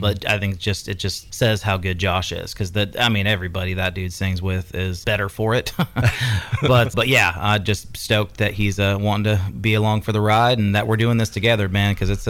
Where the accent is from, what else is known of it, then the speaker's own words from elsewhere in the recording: California, United States; Yeah, I moved out here from Northern California a few years ago.